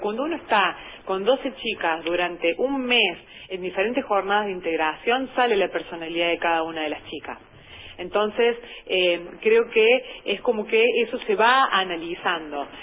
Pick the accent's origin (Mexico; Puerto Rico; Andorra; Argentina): Argentina; Hernando, Córdoba; yo soy nativa de aquí de la ciudad de Hernando